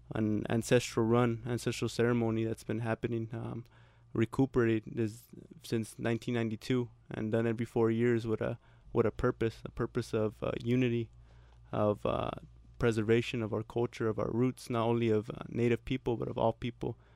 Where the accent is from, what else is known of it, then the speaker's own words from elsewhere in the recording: San Diego, California, United States; I'm from San Diego